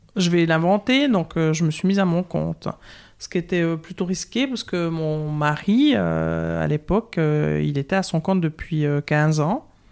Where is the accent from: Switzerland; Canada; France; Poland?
Switzerland; Courtelary, Bern; accent: Bernese Jura; moved away as an adult; also born or lived in Lausanne, Vaud; now in Vaud, Switzerland; je viens euh, du Jura bernois, j'ai un petit accent du Jura bernois, je viens de Courtelary, l'endroit où on met les noisettes en quinconce dans le ragusa, où j'ai vécu jusqu'à 19 ans